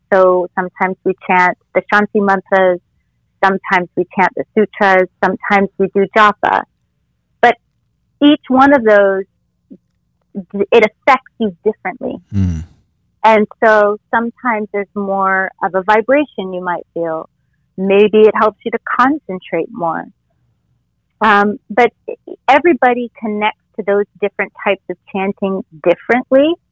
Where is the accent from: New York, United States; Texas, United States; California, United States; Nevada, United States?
California, United States; Costa Mesa; also born or lived in Los Angeles, California; now in Florida, United States; growing up in Orange County in Southern yeah. California